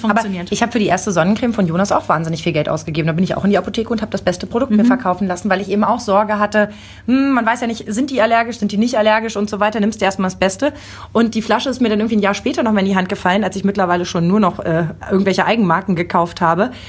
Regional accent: Lower Saxony, Germany; accent: Hochdeutsch; Ich komme aus Niedersachsen. Ich bin mit Hochdeutsch mhm. groß geworden.

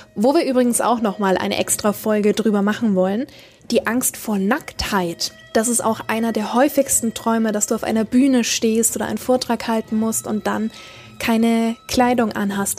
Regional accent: Nuremberg, Bavaria, Germany; bei uns in Nürnberg und ich war dort mit meiner Oma, war nicht ganz zehn Jahre alt

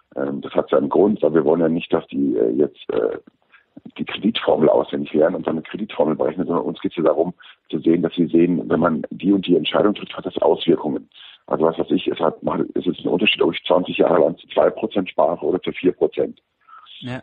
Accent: Germany; bei uns in Deutschland

